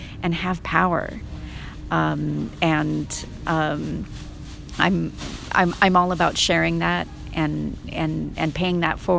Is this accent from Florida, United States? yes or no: no; Culver City, California, United States; also born or lived in Paris, France; my hometown